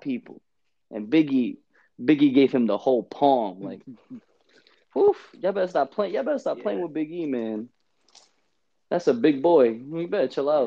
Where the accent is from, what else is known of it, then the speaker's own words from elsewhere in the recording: New York City, New York, United States; I'm from Brooklyn